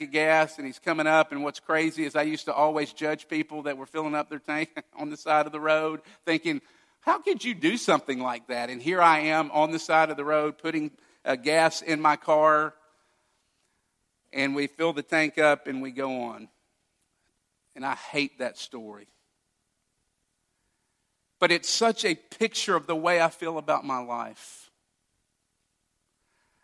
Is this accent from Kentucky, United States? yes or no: yes; Owensboro, Kentucky, United States; moved away; which is the way you go to my hometown